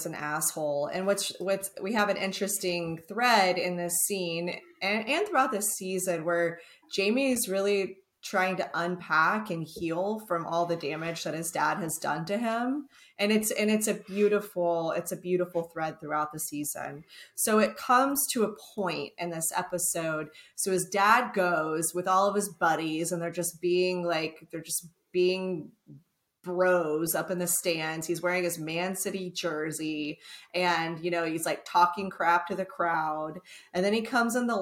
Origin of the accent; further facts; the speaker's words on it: Texas, United States; I'm from Texas